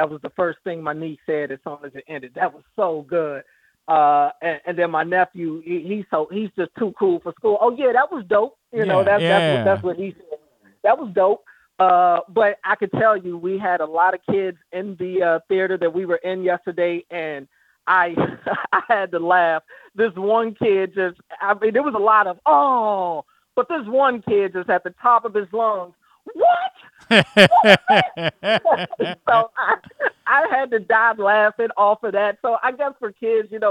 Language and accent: English; Baltimore, Maryland, United States; growing up in Baltimore